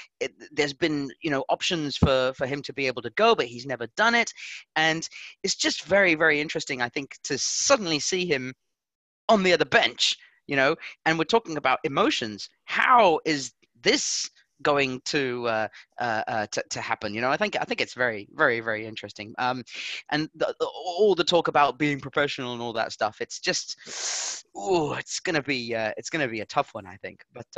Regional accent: Portugal; and that's the reason why I'm from Portugal.

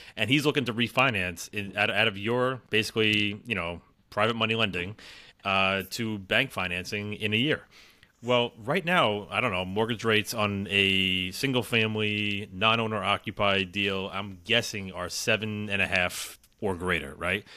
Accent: New York, United States; I'm from New York

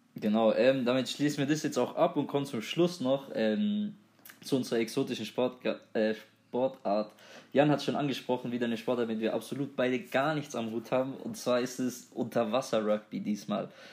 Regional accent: near Böblingen, Baden-Württemberg, Germany; wir kommen unmittelbar aus der Nähe von Böblingen

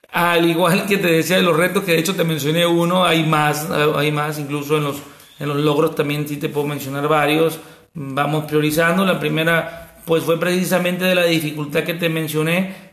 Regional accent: El Walamo, Sinaloa, Mexico; soy del Gualamo, Mazatlán, Sinaloa, un pueblo a 40-45 minutos de Mazatlán, un pueblo de unos mil habitantes. Yo aquí estudié desde preescolar, primaria, secundaria

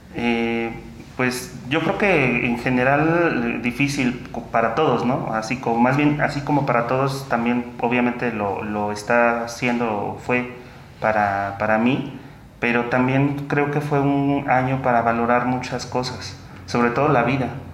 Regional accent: Teoloyucan, State of Mexico, Mexico; moved away; aquí de mi pueblo

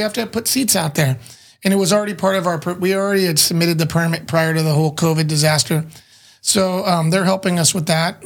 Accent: San Diego, California, United States; I'm not born in Chula, but I'm born and raised in San Diego.

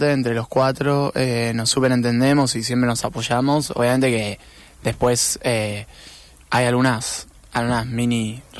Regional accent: Argentina; como buen argentino

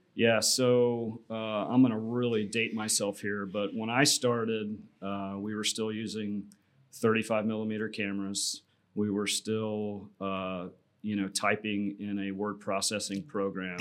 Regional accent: Tampa, Florida, United States; I was born and raised here in Tampa, so came home to Tampa

